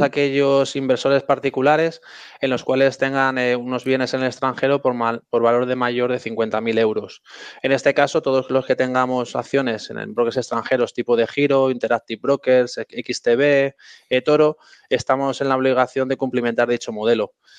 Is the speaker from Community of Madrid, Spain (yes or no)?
yes; Madrid, Community of Madrid, Spain; Yo soy de Madrid y bueno, estamos bastante a gusto aquí